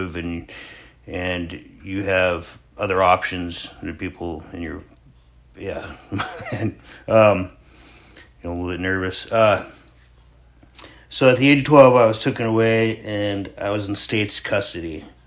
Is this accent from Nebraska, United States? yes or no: no; Sterling, Alaska, United States; born or raised there; also born or lived in Homer, Alaska